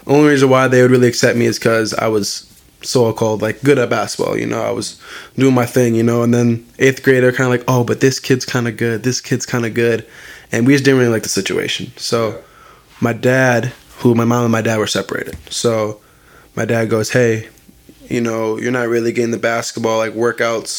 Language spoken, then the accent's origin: English; Green Bay, Wisconsin, United States; also born or lived in Appleton, Wisconsin / Neenah, Wisconsin; I was born in Green Bay, born in West Apeer. Me and my mom, we grew up there for a couple of years until my stepfather stepped in. But we were West Apeer made. I mean, I was there till 8th grade